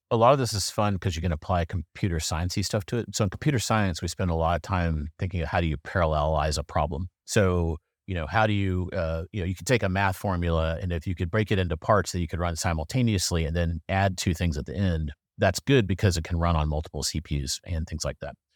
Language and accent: English; South Carolina, United States; now in Durham, United States; I'm from South Carolina, but, uh, I'm coming to you live from Durham.